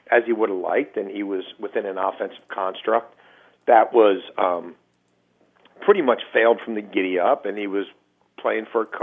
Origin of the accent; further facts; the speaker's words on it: Baltimore, Maryland, United States; I'm born and raised in Baltimore